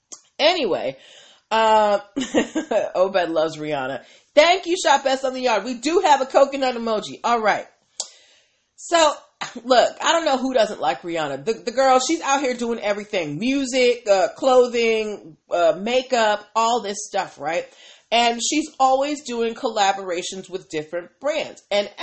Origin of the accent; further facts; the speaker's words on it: Boston, Massachusetts, United States; I'm from Boston.